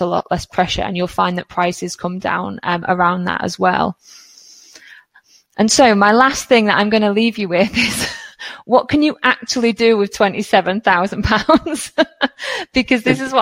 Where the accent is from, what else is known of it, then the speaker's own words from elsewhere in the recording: United Kingdom; as a British person